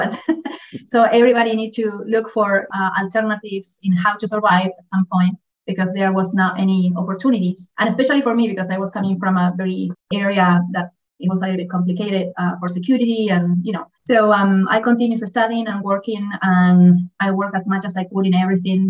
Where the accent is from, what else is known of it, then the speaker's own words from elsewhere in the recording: Argentina; I am from Argentina, actually with dual citizenship because, you know, most of the Argentine are Italian, so I am also Italian.